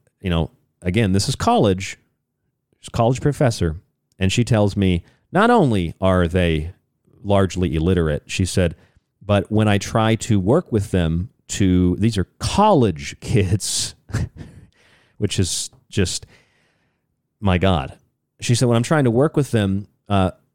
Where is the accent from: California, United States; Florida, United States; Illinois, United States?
Florida, United States; also born or lived in Rochester, New York; now in Tucson, United States; the state of Florida, my home state